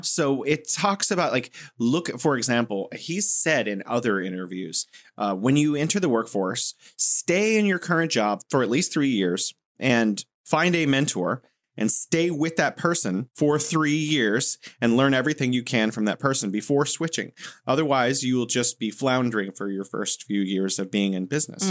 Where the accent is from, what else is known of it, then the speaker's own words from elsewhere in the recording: United States; as an American